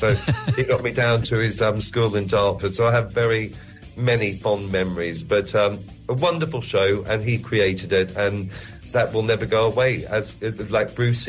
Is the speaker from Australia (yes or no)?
yes; Australia; moved away; Obviously, my accent has changed quite considerably. But... definitely, when I go home, I get a bit more of an Australian drawl and twang. But I do miss Australia in that way.